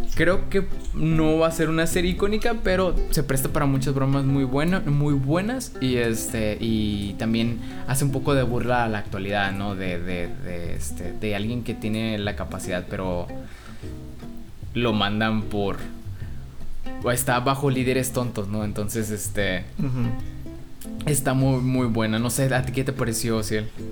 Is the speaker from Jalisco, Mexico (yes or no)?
no; Monterrey, Nuevo León, Mexico